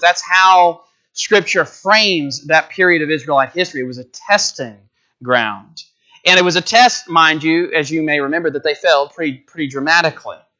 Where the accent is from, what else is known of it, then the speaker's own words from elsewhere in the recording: Coldspring, Texas, United States; also born or lived in Conroe, Texas; my hometown's a little bit north of Houston, Cold Spring, Texas